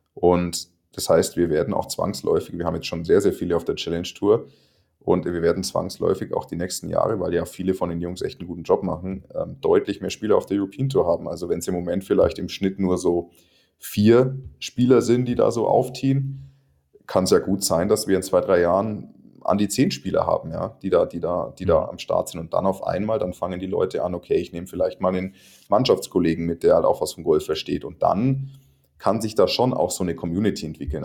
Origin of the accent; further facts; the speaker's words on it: Germany; keinen einzigen anderen Deutschen